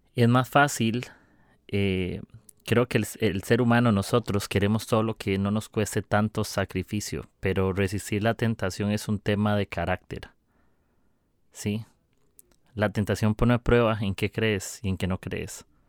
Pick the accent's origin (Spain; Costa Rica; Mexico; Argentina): Costa Rica; soy de Costa Rica